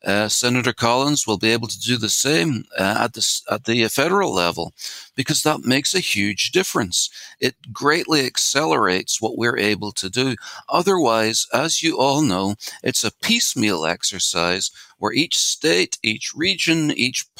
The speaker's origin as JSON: {"language": "English", "country": "Ireland", "tie": "born or raised there", "moved": "yes", "lives_now": "San Diego, United States", "said": "I grew up in Ireland"}